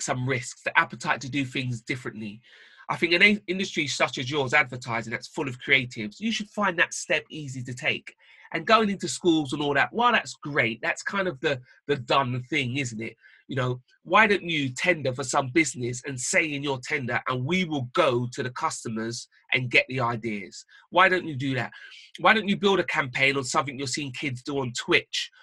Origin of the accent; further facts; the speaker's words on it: London, United Kingdom; Growing up in London